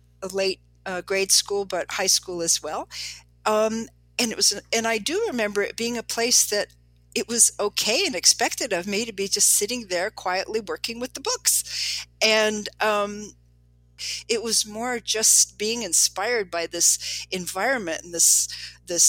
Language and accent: English; Chicago, Illinois, United States; I grew up in Chicago